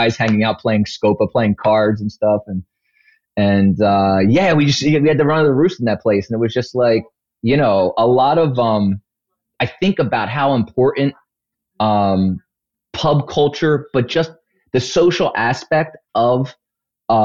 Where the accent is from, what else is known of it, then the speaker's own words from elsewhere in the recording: Philadelphia, Pennsylvania, United States; I grew up in Overbrook in a section of West Philadelphia